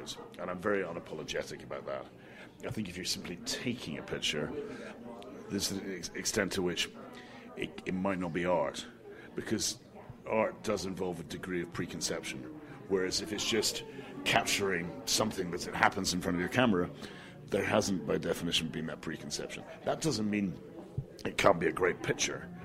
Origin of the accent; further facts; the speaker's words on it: Scotland, United Kingdom; I'm Scottish